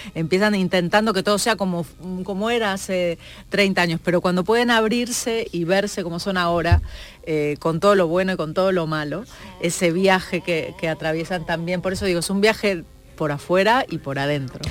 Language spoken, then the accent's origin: Spanish; Argentina; now in Spain; yo soy argentina, aunque llevo muchos años aquí